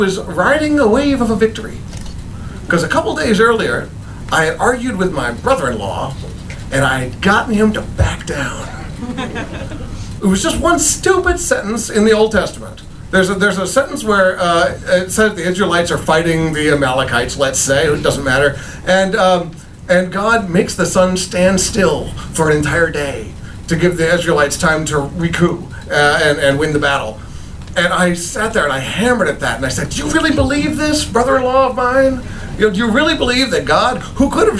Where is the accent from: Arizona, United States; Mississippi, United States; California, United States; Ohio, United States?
Arizona, United States; Tucson; moved away; Tucson, my hometown